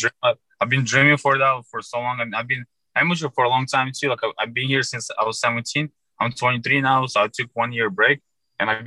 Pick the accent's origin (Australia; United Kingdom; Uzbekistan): Uzbekistan; Fergana, Fergana Region; English is a second language; now in United States; I'm from Uzbekistan, Ferghana